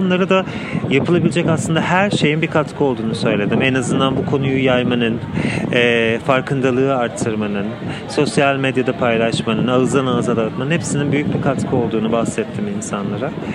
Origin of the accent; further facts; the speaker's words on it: Istanbul, Turkey; now in Germany; Ben aslında Almanya'da yaşıyorum. Aslında İstanbulluyum, Kadıköylüyüm.